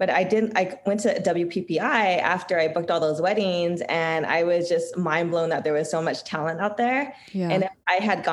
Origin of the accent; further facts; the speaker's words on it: Torrance, California, United States; I'm from Torrance, California. That's near Los Angeles, born and raised